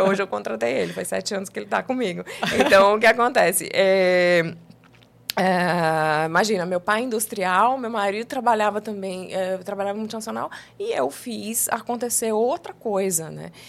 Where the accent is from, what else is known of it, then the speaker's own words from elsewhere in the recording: São Paulo, Brazil; moved away as an adult; now in João Pessoa, Brazil; eu sou de São Paulo, mas eu cheguei aqui com 23 anos de idade